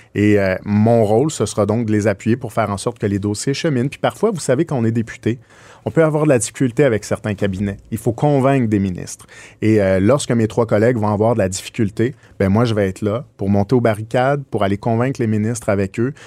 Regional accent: Quebec, Canada; on est québécois

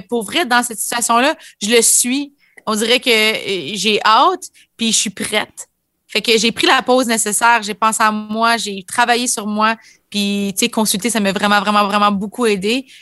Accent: Ontario, Canada; en tant que franc ontarien

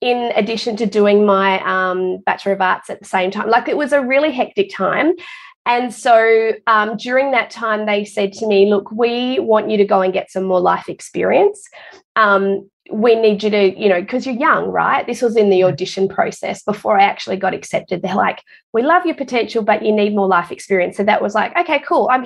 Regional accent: Perth, Western Australia, Australia; moved away as an adult; now in Queensland, Australia; I'm actually originally from Perth

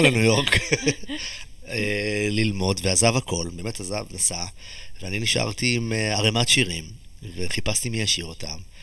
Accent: Israel; moved away; הילדות שלי בקיבוץ

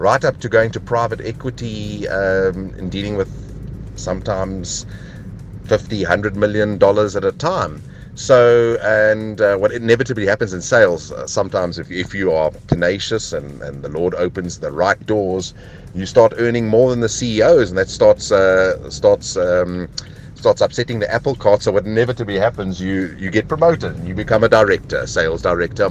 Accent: Eastern Cape, South Africa; moved away; I'm originally from the Eastern Cape area, and obviously in matric I decided not to study

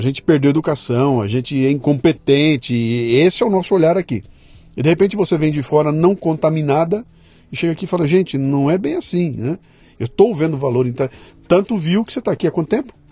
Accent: Brazil; nós que somos brasileiros

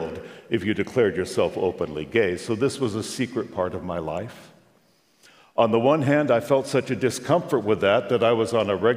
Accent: Long Beach, California, United States; we drove from my hometown, Long Beach, California

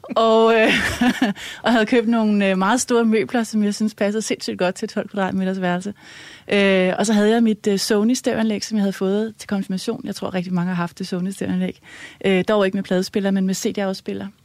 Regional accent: Helsinge, Capital Region of Denmark, Denmark; jeg er vokset op i Helsing, i, øh, i sådan et, øh, rødt parcelhus

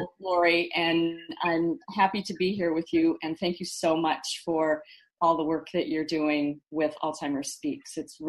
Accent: Dubuque, Iowa, United States; moved away; my hometown of Dubuque, Iowa

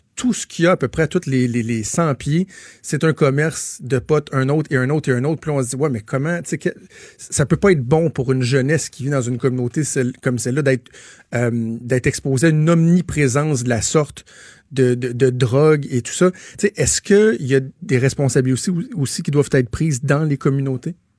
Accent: Laval, Quebec, Canada; moved away as an adult; now in Quebec City, Canada; moi, je viens de Laval, je, vais dans ma famille

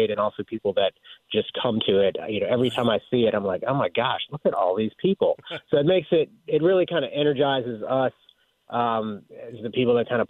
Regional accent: Virginia, United States; also born or lived in Pennsylvania; I've been here since I was a year and a half old

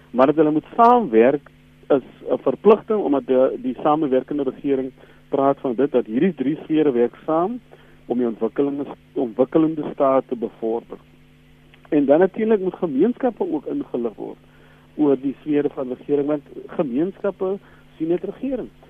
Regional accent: South Africa; as Suid-Afrikaners

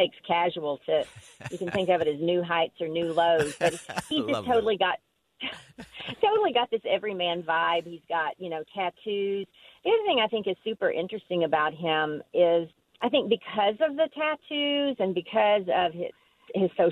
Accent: Arkansas, United States; So I grew up in Arkansas in the 70s and the 80s, and I grew up in a county of 8,000 people

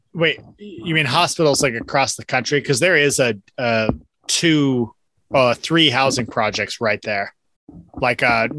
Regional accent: the Northwest, Pacific Northwest, United States; moved away as an adult; also born or lived in Eastside, Seattle area / Fremont, Seattle; now in Texas, United States; growing up in the Northwest

